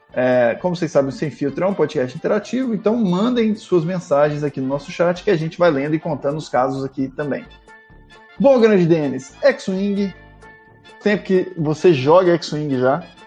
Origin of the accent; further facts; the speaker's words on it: interior of São Paulo, Brazil; eu fui criado interior, sou de São Paulo, mas eu fui criado interior